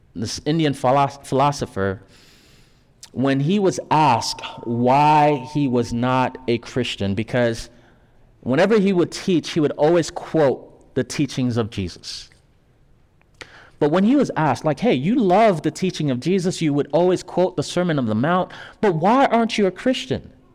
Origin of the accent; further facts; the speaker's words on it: Haiti; moved away; me, coming from Haiti, I was born in Haiti